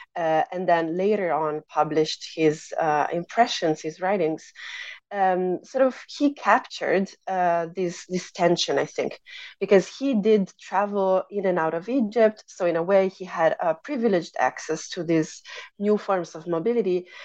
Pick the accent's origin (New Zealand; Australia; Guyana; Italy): Italy; moved away as an adult; also born or lived in United States; I grew up in Italy, which is where I pursued my undergraduate studies and my uh, master's degree.